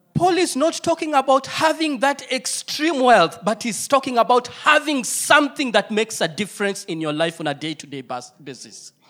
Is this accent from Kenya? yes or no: yes; Kenya; I come from Kenya, my wife is Singapore, she is Kenyaporian